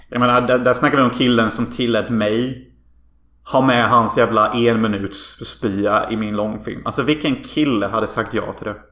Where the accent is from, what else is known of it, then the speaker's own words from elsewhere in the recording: Hyltebruk, Halland County, Sweden; vi växte upp i Hyltebruk